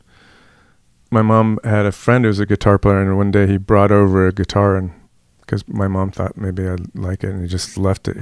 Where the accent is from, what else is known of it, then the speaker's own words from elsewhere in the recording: Berkeley, California, United States; now in New York, United States; I grew up in Berkeley in the 60s